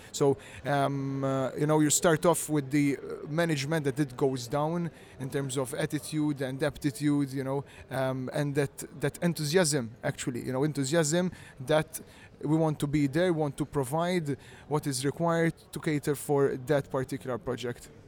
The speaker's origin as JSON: {"language": "English", "country": "Malta", "tie": "born or raised there", "said": "I am from Malta, yeah, born and raised, all here"}